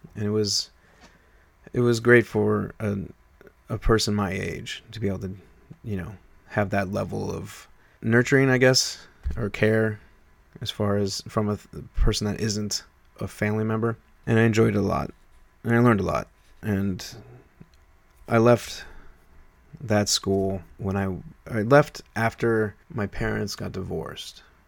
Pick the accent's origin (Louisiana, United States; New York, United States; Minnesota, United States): New York, United States; moved away; I was from New York